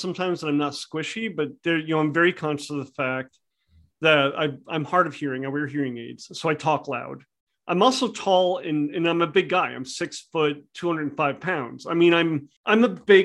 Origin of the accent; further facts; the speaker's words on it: New England, United States; I'm from New England